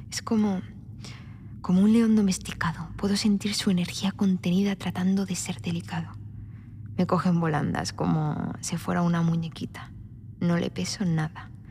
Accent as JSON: {"language": "Spanish", "country": "Spain", "said": "Ah, Tanto se nota que soy española."}